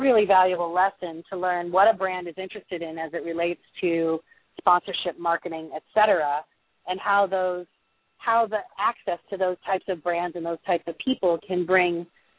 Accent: California, United States; I was born and raised in California

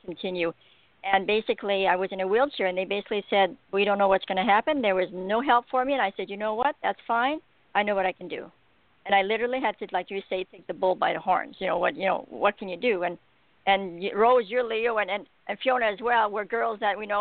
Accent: Alberta, Canada; I'm from Alberta, Canada

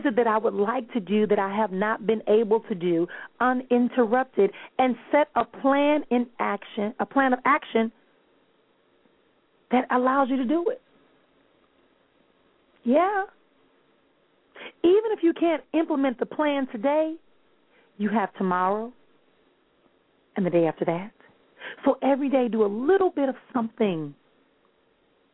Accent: Milwaukee, Wisconsin, United States; moved away; Milwaukee, Wisconsin, my hometown

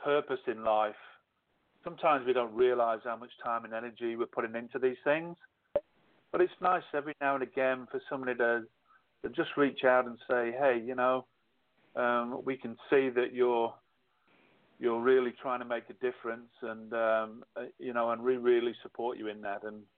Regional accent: England, United Kingdom; moved away as an adult; now in Australia; I left the UK when I was 30, so that's why I call myself Aussish. I'm too English to be Australian, but I'm still too Australian.

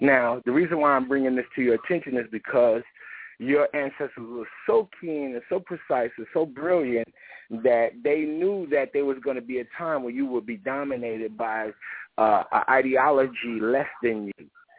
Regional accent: Chicago, Illinois, United States; born there; And I was born in Chicago.

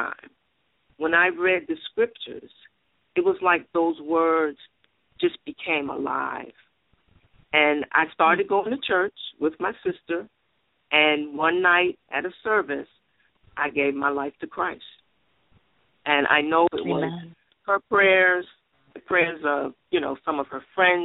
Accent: New York City, New York, United States; I was born and raised in Bronx, New York

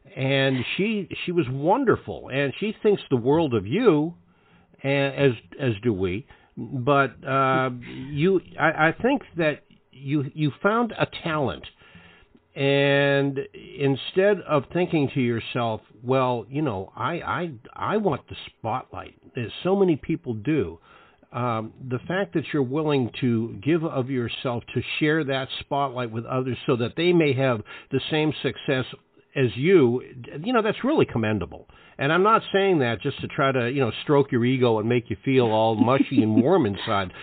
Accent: Boston, Massachusetts, United States; growing up in Boston

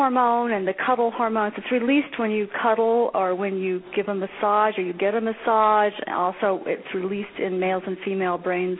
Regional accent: Hazard, Kentucky, United States; born there; I was born in Hazard, Kentucky. So I'm a Midwesterner like you from the beginning.

